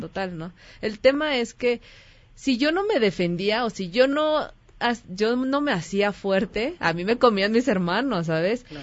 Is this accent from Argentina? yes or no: no; Mexico; soy mexicana